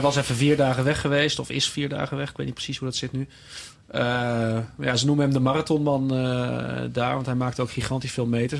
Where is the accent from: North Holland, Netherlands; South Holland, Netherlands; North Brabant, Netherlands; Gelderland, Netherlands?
North Brabant, Netherlands; Tilburg; mijn clubje waar ik vandaan kom. Eh, Tilburg bij Willem II